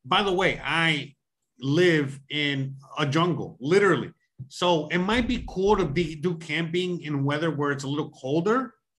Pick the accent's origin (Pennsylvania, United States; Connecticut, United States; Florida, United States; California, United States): Florida, United States; or even in the Everglades because I'm from Florida.